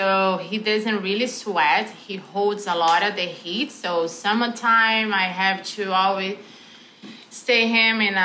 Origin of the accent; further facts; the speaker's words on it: Brazil; moved away as an adult; also born or lived in Canada; now in Toronto, Canada; I am from Brazil. However, I've been living in this beautiful country, Canada, for 20 years. So I'll say half of my life